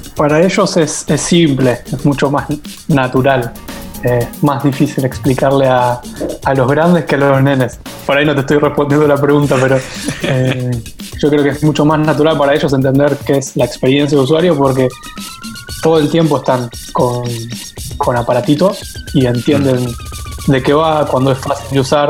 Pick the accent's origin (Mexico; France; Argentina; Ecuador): Argentina; Trabajo en Argentina, soy de Argentina